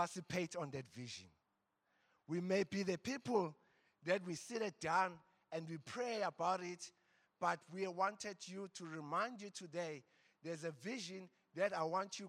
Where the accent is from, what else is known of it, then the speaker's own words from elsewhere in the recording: Embo, KwaZulu-Natal, South Africa; I come from Embo. The valley of Embo